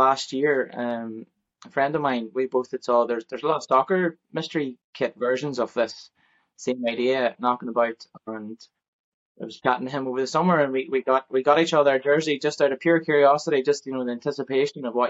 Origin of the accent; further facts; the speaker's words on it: Ballymaguigan, Northern Ireland, United Kingdom; moved away as an adult; now in Armagh, United Kingdom; originally I'm from Ballymacquigan in County Derry